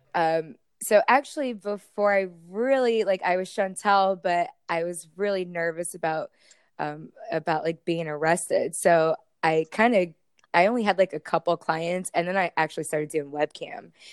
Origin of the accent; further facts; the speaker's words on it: Tampa Bay area, Florida, United States; I actually am a Floridian. I was born and raised right here in the Tampa Bay area.